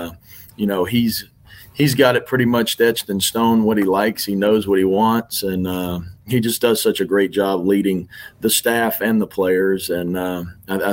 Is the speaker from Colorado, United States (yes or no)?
no; Lake Charles, Louisiana, United States; So I grew up in Lake Charles, Louisiana. I think I moved there when I was probably fourth or fifth grade